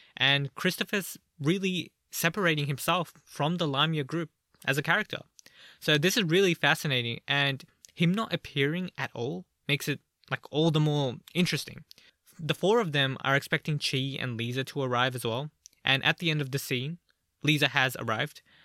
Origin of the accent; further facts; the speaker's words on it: Australia; I'm from Australia